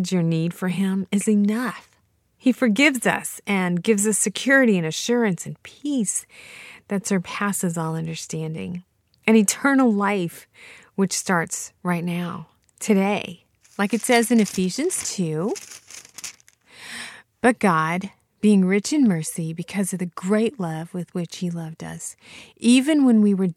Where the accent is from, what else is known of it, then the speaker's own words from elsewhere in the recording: Franklin, Tennessee, United States; 13 boys from Franklin, Tennessee, my hometown